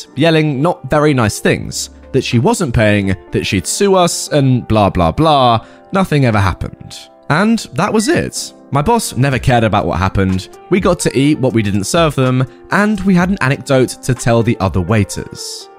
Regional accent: Spain; first language Catalan; English is a second language; are Catalan and Spanish, but until I was like 18 years old, I barely used Spanish outside of school. So my Spanish accent is, let's say, weird.

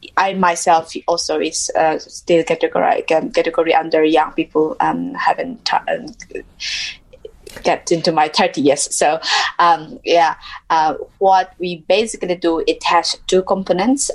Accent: Mizoram, India; moved away as an adult; I come from um, India uh, a state called Mizoram, which is in the northeast of India

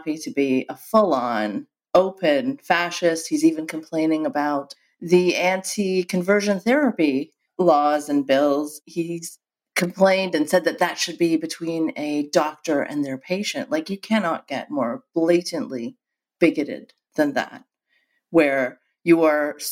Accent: Saudi Arabia; moved away; I grew up in Saudi Arabia.

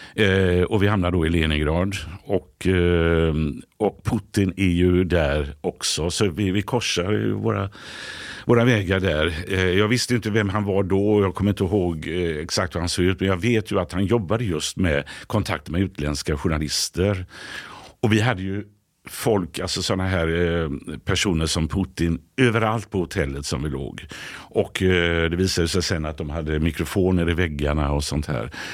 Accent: Gothenburg, Västra Götaland, Sweden; moved away as an adult; now in Stockholm, Sweden; Hisingen där jag kommer från i Göteborg

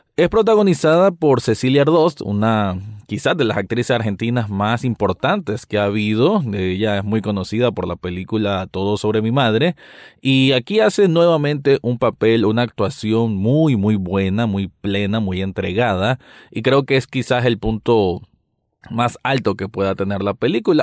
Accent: Nicaragua; yo como nicaragüense

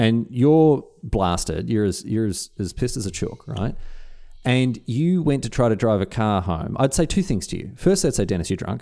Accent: Australia; as an Australian

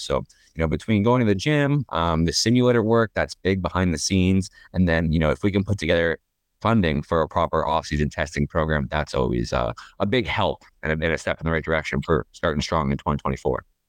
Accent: Toronto, Ontario, Canada; I was born in Toronto

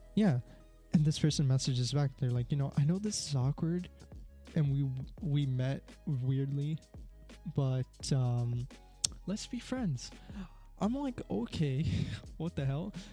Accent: Canada; I'm from Canada

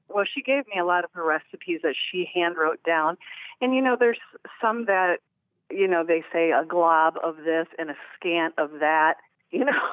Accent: Midwest, United States; now in Orange Park, United States; I grew up in the Midwest

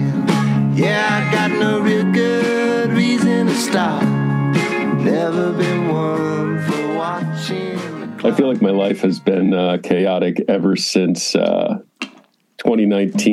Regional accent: Chicago, Illinois, United States; also born or lived in California; now in St. Paul, United States; I'm originally from Chicago

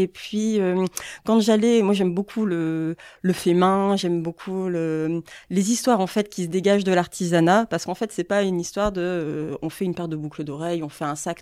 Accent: Boulogne-sur-Mer, Hauts-de-France, France; moved away as an adult; now in Lille, France; moi je suis originaire donc de Boulogne-sur-Mer, je suis pas mhm. lilloise euh, d'origine

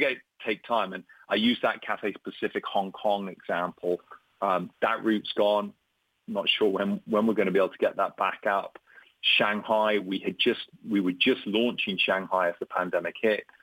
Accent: Ireland; moved away as an adult; also born or lived in Brazil / Germany / Canada / United Kingdom; I'm Irish, but I've been a nomad.

